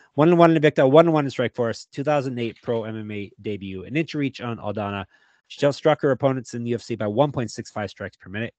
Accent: Canada

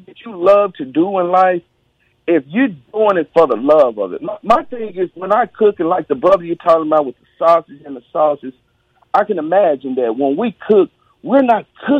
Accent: Mississippi, United States; I'm from Mississippi. I probably eat a lot of collard greens with my hand.

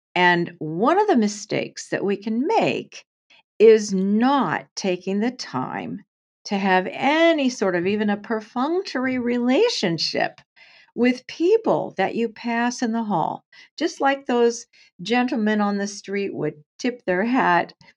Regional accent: Portland, Oregon, United States; also born or lived in San Francisco area; I grew up in Portland, Oregon in the day

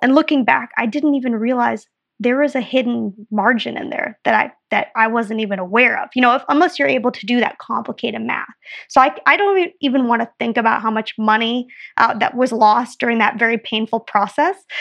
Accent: Minnesota, United States; moved away as an adult; also born or lived in Belgium; I'm from Minnesota originally, so almost Canada

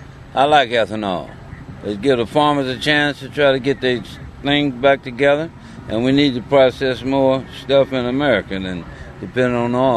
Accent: Kansas City, United States; I'm from Kansas City.

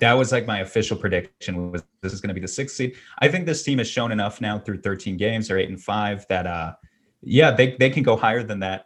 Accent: New York, United States; I grew up in New York and I'm still in New York

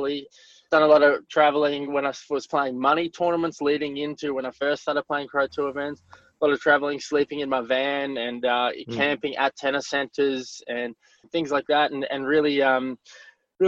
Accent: Australia; also born or lived in Mthatha, South Africa; my parents immigrated to Australia when I was 4 years old

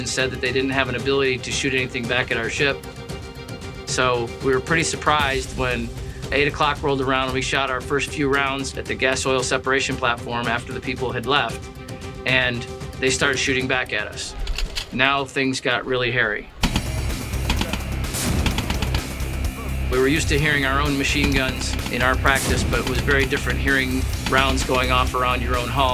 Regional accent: Holland Patent, New York, United States; I'm from Holland Patent, New York

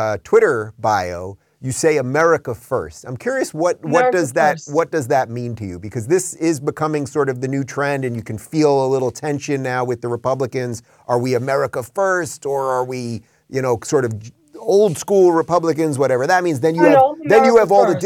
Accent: Long Island, New York, United States; moved away as an adult; also born or lived in Brooklyn, New York / Los Angeles, California; now in Florida, United States; I grew up in Long Island.

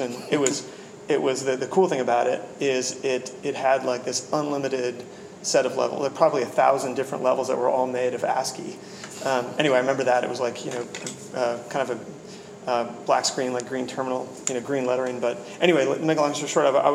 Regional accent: Washington, United States; I grew up in Washington

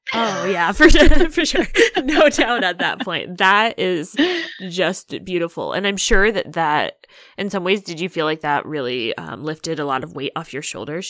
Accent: Illinois, United States; I'm actually from Illinois

